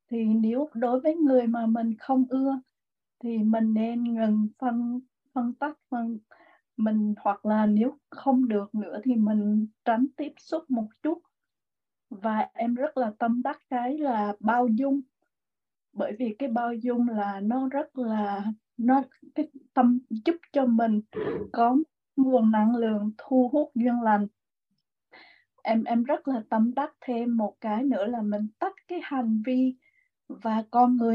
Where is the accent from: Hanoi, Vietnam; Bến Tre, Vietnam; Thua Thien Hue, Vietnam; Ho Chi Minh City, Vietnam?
Thua Thien Hue, Vietnam; Huế; thì em cũng là người Huế em cũng là ở trong một cái gia đình mà rất là uh, luật lệ